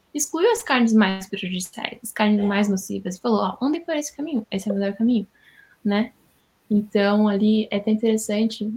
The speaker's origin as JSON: {"language": "Portuguese", "region": "Rio Grande do Sul", "country": "Brazil", "said": "Eu sou do Rio Grande do Sul, moro na cidade de Itaquara"}